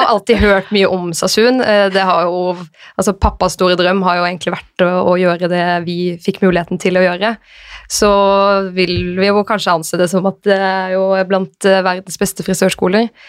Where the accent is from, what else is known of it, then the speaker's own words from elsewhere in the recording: Arendal, Agder, Norway; moved away as an adult; now in Oslo, Norway; så jeg gikk først noen måneder hjemme i Arendal før jeg flyttet til Oslo